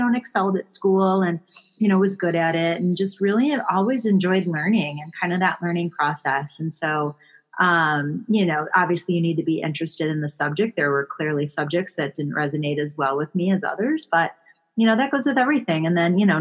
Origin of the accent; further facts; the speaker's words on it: Buffalo, New York, United States; I grew up in Buffalo, New York.